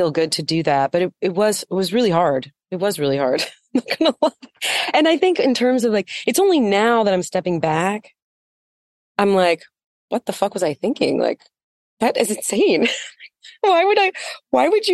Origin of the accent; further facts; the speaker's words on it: United States; I grew up on the Navajo reservation